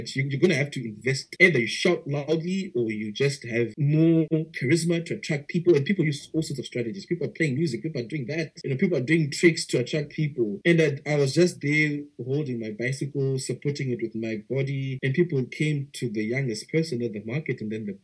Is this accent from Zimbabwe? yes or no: yes; Zimbabwe; I was born and raised in Zimbabwe.